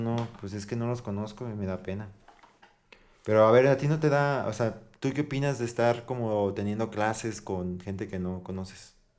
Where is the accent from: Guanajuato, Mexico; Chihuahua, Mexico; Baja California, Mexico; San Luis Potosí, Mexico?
San Luis Potosí, Mexico; somos de San Luis Potosí